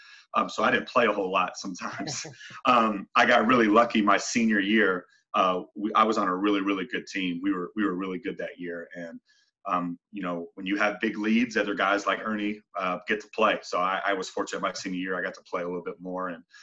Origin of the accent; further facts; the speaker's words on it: Albuquerque, New Mexico, United States; now in Phoenix, United States; I'm born and raised in Albuquerque, New Mexico, and I played at Manzano High School.